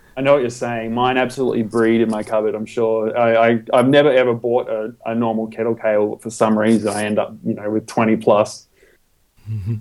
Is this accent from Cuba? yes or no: no; Australia; I'm an Australian computer technician